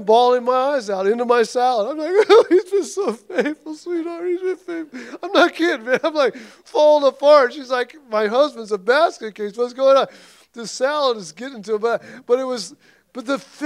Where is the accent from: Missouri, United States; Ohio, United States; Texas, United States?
Missouri, United States; I come from Missouri